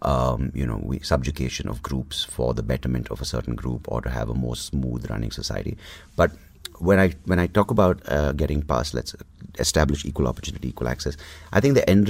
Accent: Bangalore, Karnataka, India; also born or lived in Mangalore; I'm from South Canada, I'm Bangalorean. So Bangalore, Mangalore Brahmin

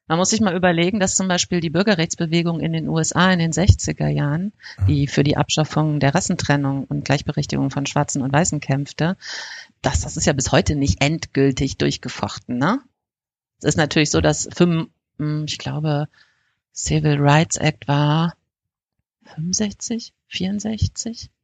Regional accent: North Rhine-Westphalia, Germany; bei uns in NRW

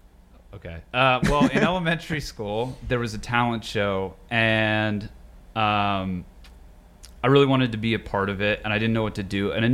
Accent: Pittsburgh, Pennsylvania, United States; moved away; also born or lived in Colorado / New York; I was born in Colorado, but raised in Pittsburgh

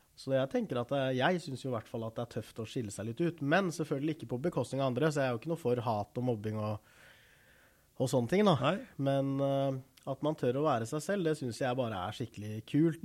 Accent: Rygge, Østfold, Norway; also born or lived in South Korea; jeg kom til Norge når jeg var rundt tre måneder gammel. Og har bodd i Rygge stort sett hele livet

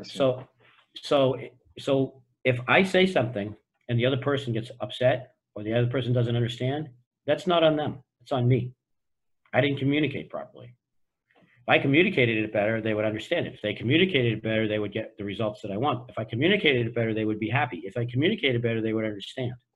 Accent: Boston, Massachusetts, United States; I grew up in Boston

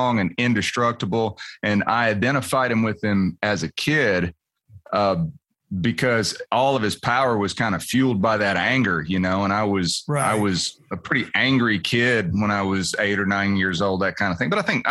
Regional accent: Nashville, Tennessee, United States; I was born here and I live here

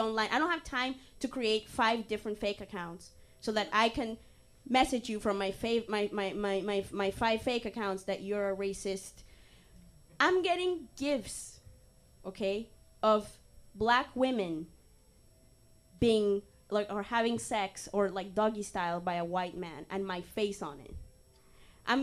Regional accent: Canada; I'm just sick and tired of being Canadian

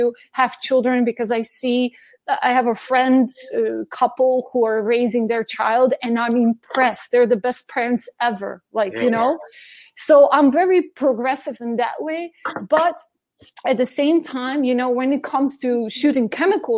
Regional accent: Slovenia; also born or lived in New York City, United States; now in Germany; my hometown in Slovenia

